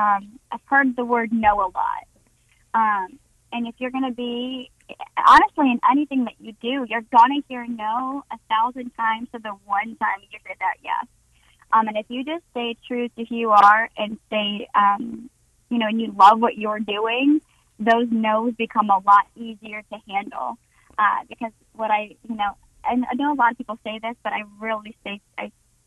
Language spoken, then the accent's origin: English; North Carolina, United States; also born or lived in New York / California; what I was raised on here in North Carolina